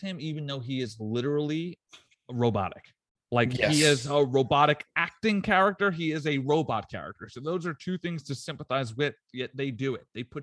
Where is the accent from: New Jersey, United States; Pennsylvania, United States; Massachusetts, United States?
New Jersey, United States; I'm from Jersey